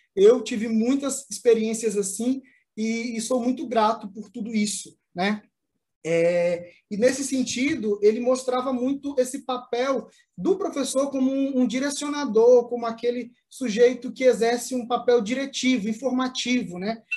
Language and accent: Portuguese; Maranhão, Brazil; eu sou natural do Maranhão